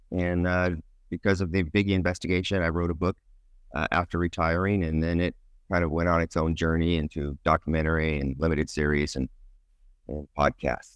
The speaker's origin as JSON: {"language": "English", "region": "California", "country": "United States", "tie": "born or raised there", "said": "I grew up in California, um, Northern California initially, and then moved to Southern California"}